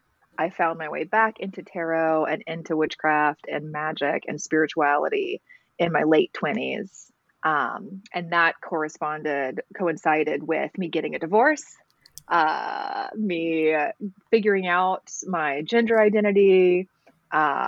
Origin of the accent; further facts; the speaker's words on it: Alabama, United States; I was raised in Alabama, raised in the church